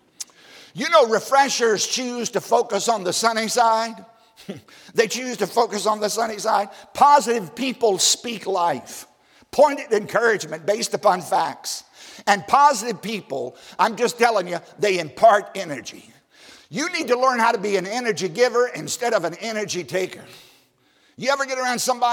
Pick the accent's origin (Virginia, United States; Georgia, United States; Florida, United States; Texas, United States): Virginia, United States; Southside; I grew up in Southside, Virginia, on a tobacco farm of all places